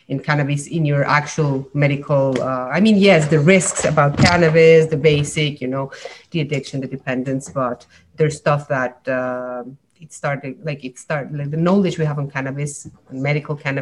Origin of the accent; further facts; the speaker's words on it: Mexico; moved away as an adult; now in Montreal, Canada; I came in Mexico because I'm from Mexico. And then I came to Montreal to do a PhD in neuroscience.